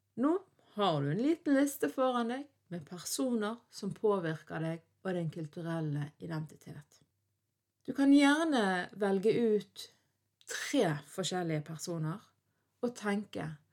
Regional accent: Bergen, Vestland, Norway; jeg er norsk, jeg er vestlending, jeg er bergenser, og ikke minst så er jeg en døling ifra Fyllingsdalen

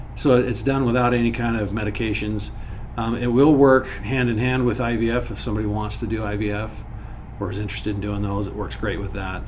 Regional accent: Wyoming, United States; I grew up in Wyoming

